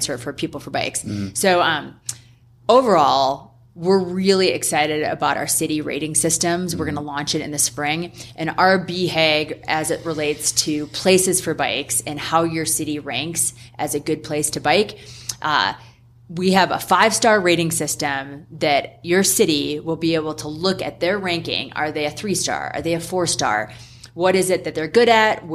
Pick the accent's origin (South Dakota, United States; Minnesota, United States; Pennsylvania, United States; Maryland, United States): South Dakota, United States; moved away; I'm from South Dakota. My family's still there. I love going home. Mom and dad have 4 miles of single track on the land that we grew up on.